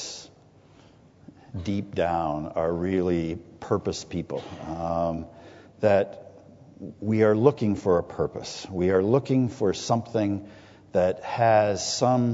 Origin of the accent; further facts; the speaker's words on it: Toronto, Ontario, Canada; I grew up in Etobicoke when Etobicoke had a different set of understandings